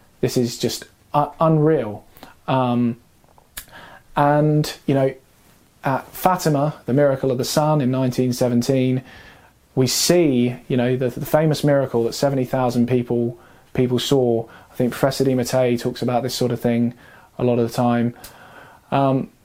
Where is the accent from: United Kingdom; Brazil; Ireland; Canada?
United Kingdom; London; So as a Londoner, knowing that I come from a city of riots down through the ages